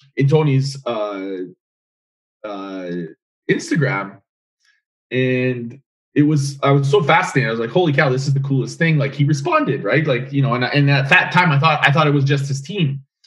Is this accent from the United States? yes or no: no; Edmonton, Alberta, Canada; I'm mm from Edmonton.